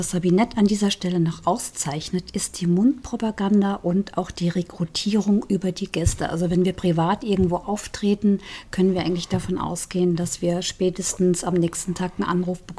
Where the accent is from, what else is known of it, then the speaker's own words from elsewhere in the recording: Saarbrücken, Saarland, Germany; now in Fulda, Germany; Nein, ich bin Saarländerin. Hm. Ich stamme aus Saarbrücken, sogar Downtown, mhm.